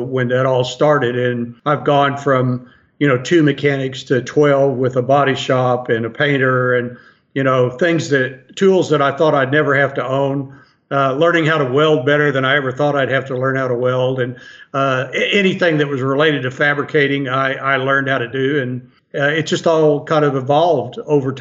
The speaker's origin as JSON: {"language": "English", "country": "United States", "tie": "born or raised there", "said": "when I was growing up in Waucomas"}